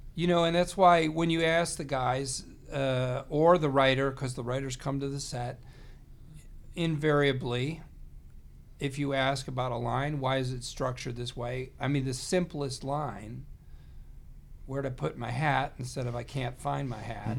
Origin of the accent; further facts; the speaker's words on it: Chicagoland area, Illinois, United States; we're both from the Chicagoland area.